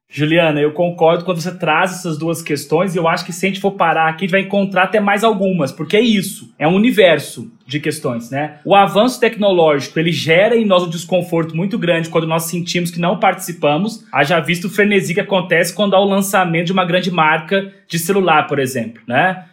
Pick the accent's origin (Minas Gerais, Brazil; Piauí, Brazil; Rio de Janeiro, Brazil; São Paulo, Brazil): Minas Gerais, Brazil; sou mineiro